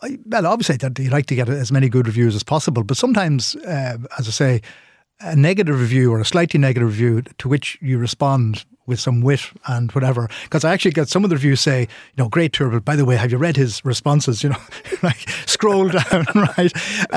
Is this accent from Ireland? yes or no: yes; Ireland; look, we're Irish.